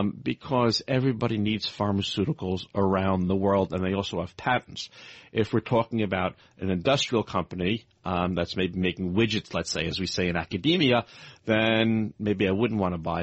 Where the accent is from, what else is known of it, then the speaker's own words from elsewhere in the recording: Brooklyn, New York, United States; also born or lived in Manhattan / Tokyo / London; now in Henderson, United States; I grew up on the East Coast. I grew up in Brooklyn, lived in Manhattan. I lived in Tokyo. I lived in London. We now live most of the time in Henderson, Nevada.